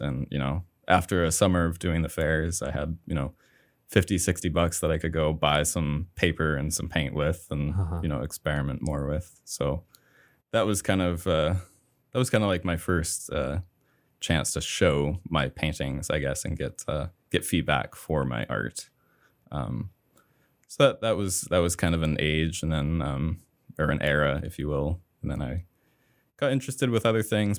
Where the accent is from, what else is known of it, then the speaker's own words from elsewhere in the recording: Somerville, Maine, United States; I grew up in a small town called Somerville, Maine